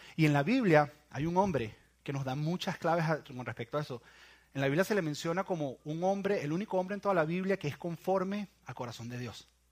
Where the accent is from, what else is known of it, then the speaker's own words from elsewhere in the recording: Venezuela; en mi país, en Venezuela